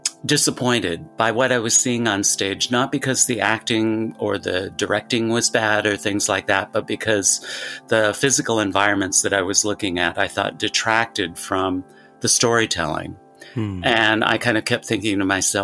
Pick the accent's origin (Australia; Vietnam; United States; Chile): United States; Portland, Oregon; growing up in Portland, Oregon